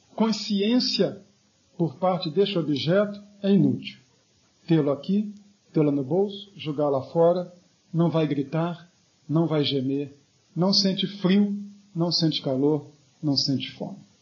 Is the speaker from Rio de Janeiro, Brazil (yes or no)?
yes; Rio de Janeiro, Brazil; quando eu era adolescente no Rio de Janeiro